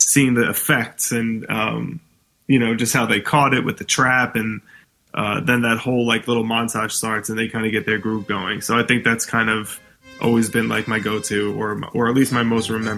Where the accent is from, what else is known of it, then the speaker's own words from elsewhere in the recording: New York City, New York, United States; being from New York City, you know, growing up in Staten Island